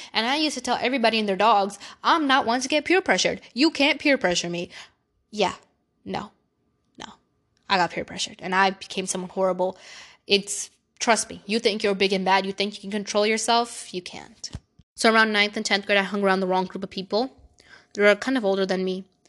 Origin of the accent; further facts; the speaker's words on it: New York City, New York, United States; I was born in Brooklyn, New York. I've lived there my whole life.